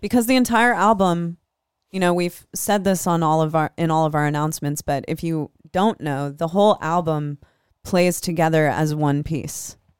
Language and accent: English; Des Moines, Iowa, United States; Des Moines, Iowa. That's my hometown.